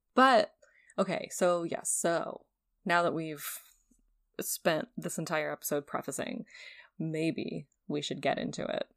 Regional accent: New England, United States; someone who was born and raised in New England. and went to Emerson

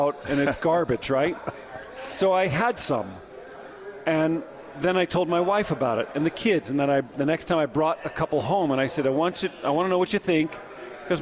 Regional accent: Southern California, United States; I'm growing up in Southern Cal.

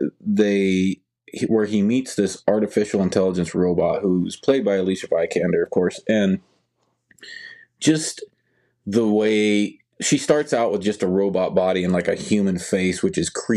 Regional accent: Nebraska, United States; I'm from Nebraska

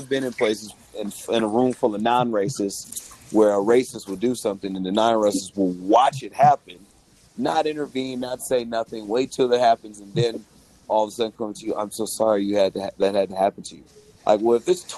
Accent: Berkeley, California, United States; also born or lived in Oakland; I grew up in the Bay Area. I grew up in the Berkeley, Oakland area. We were born and raised in Berkeley.

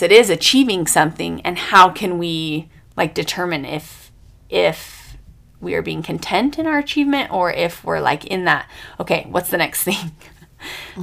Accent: United States; I'm American.

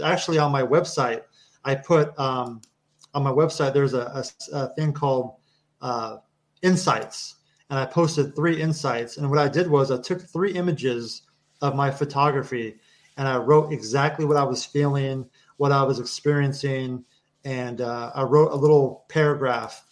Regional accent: Kansas, United States; moved away as an adult; I grew up in Kansas on a farm, on an actual right. working ranch.

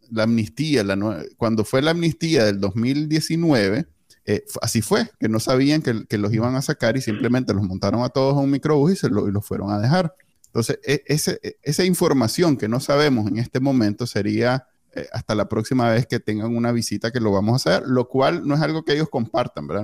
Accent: Nicaragua; moved away; yo salí corriendo de Nicaragua

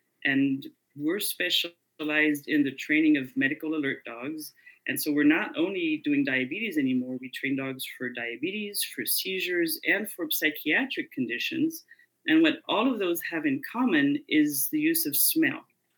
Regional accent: France; also born or lived in Indiana, United States / North Africa; Well, I was born in Indiana, so I'm technically a Hoosier, but I grew up abroad. So my parents went to North Africa and then France. So that's where I spend most of my life.

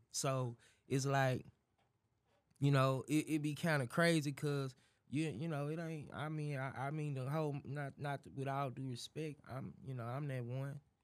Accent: Dallas, Texas, United States; I'm from Dallas. Dallas, Fort Worth, West Dallas, to be exact, but yeah, D Town

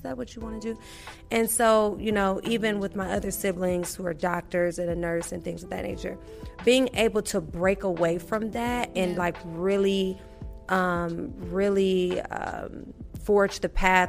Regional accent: Milwaukee, Wisconsin, United States; I grew up, I'm from Milwaukee, Wisconsin

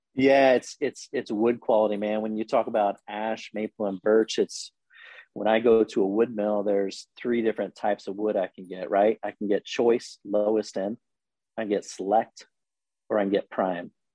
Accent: Logansport, Indiana, United States; moved away as an adult; now in Indianapolis, United States; I grew up in Logansport, Indiana

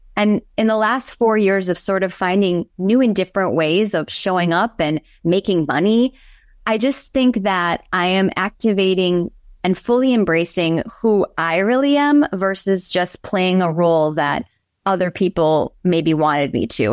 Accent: Pewaukee, Wisconsin, United States; I am from a small town of ten thousand, although I think it's probably larger now, called Pewaukee

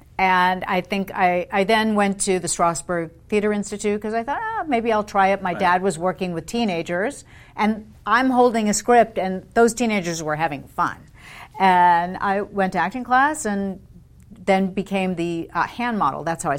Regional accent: London, United Kingdom; And then at BBC, while I grew up in London, he was head of specials for BBC television.

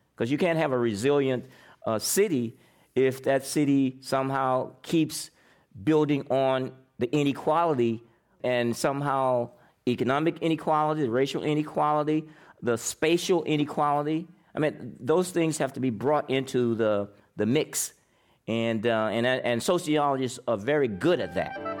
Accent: Indiana, United States; now in San Francisco, United States; I'm from Indiana

